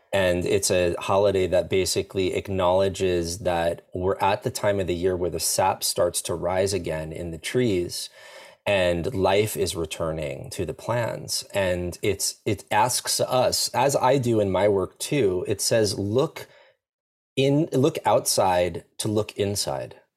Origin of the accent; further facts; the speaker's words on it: Long Island, New York, United States; I grew up in New York in, uh, a place called Long Island, so an island right next to New York City